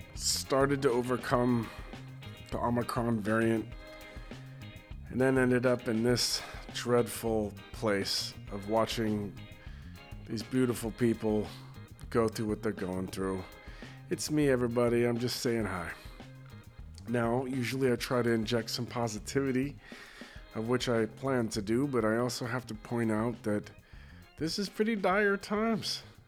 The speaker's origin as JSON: {"language": "English", "country": "United States", "said": "being American"}